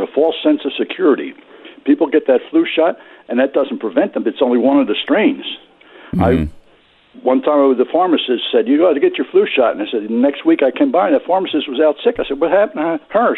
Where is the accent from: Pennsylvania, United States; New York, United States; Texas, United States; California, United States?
Pennsylvania, United States; Philadelphia; now in West Virginia, United States; And it's not because I'm from West Virginia, where the stereotype is that we're all rednecks. I'm originally from the Philadelphia area.